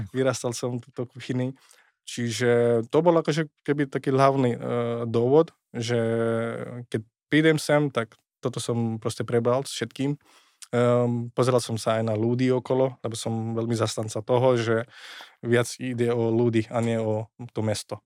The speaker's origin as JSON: {"language": "Slovak", "country": "India", "tie": "born or raised there", "also_born_or_lived": "Switzerland / London, United Kingdom / Košice, Slovakia", "second_language": "Slovak", "moved": "as an adult", "lives_now": "Bratislava, Slovakia", "said": "som sa narodil v Indii, tam som sa vystal"}